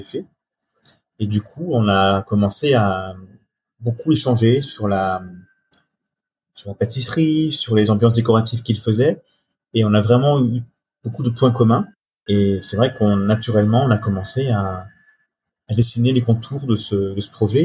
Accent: Brittany, France; je suis breton

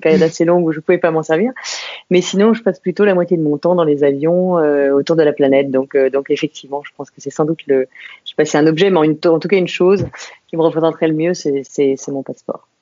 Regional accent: Saint-Maurice, Île-de-France, France; also born or lived in England; Je suis née à Saint-Maurice, tout à côté de, de, Paris. et j'ai vécu en banlieue parisienne pendant, pendant des années autour de Paris. Donc, mes racines sont en île de france

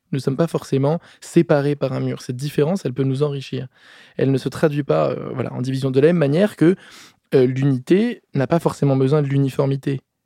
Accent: Paris, Île-de-France, France; je suis né euh, à Paris en 1992 et mes parents ont fait le choix de me scolariser dans une école complètement atypique à côté de chez moi

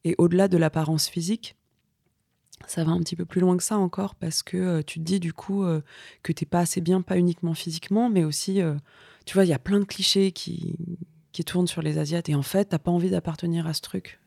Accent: Vitry-sur-Seine, Île-de-France, France; Moi, j'ai grandi dans, des banlieues, et notamment à Vitry

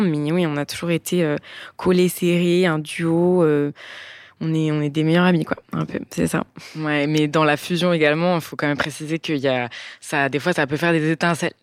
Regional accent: Bordeaux, Nouvelle-Aquitaine, France; moved away as an adult; now in Nice, France; on a grandi à Bordeaux

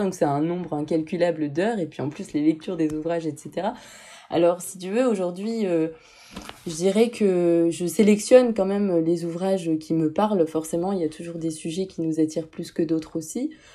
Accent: Lille, Hauts-de-France, France; moved away; J'arrivais pas à rester dans le nord parce que je, je suis originaire de Lille

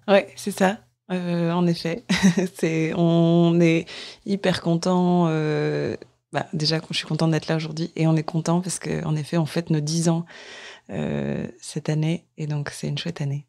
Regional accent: Lille, Hauts-de-France, France; moved away; je viens de Lille, en France

